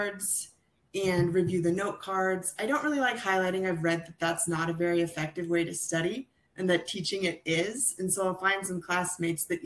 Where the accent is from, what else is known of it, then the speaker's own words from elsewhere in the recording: Seattle, Washington, United States; I grew up in the Seattle area with my family